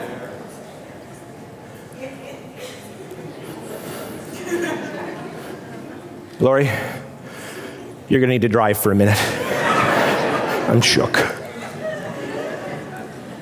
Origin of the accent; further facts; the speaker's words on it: Canada; as a Canadian